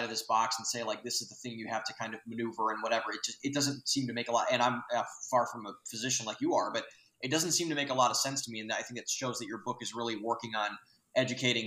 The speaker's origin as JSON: {"language": "English", "area": "Lorain County", "region": "Ohio", "country": "United States", "tie": "born or raised there", "said": "I'm from Lorain County"}